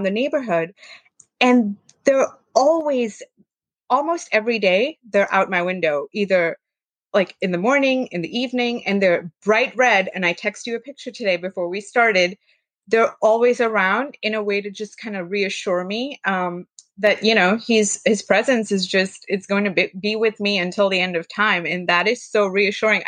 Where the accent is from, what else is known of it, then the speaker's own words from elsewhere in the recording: India; growing up in India